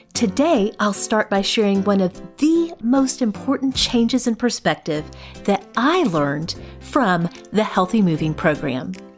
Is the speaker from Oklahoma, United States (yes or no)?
yes; Oklahoma, United States; I grew up Baptist in Oklahoma